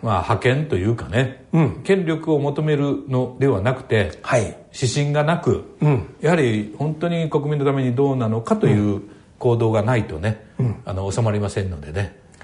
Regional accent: Tosa, Kochi, Japan; moved away; 私の出身は土佐の高知なんですけど

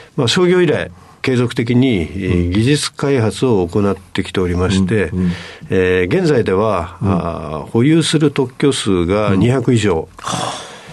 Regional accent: Chiba, Japan; 出身は千葉県です

